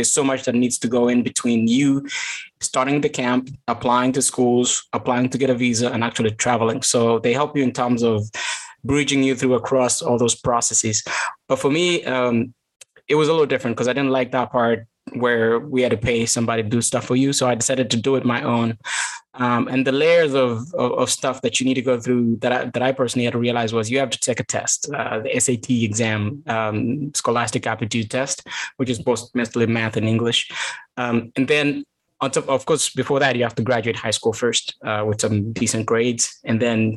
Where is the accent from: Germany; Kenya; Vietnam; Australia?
Kenya; Kaptagat, Elgeyo-Marakwet County; moved away as an adult; also born or lived in Eldoret; now in United States; I grew up in Kaptagat